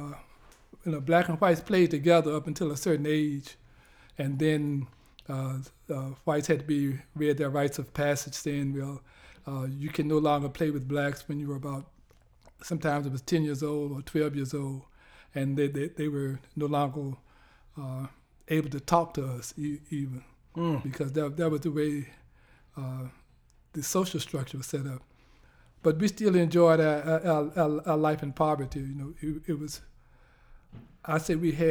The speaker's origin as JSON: {"language": "English", "town": "Lynchburg", "region": "Virginia", "country": "United States", "tie": "born or raised there", "moved": "yes", "said": "I grew up in Lynchburg, Virginia."}